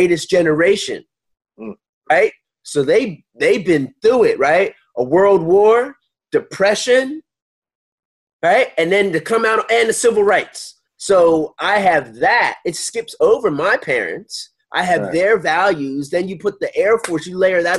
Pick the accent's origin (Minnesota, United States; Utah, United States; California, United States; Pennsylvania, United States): Pennsylvania, United States; Philadelphia; moved away as an adult; growing up in Philly, in the suburbs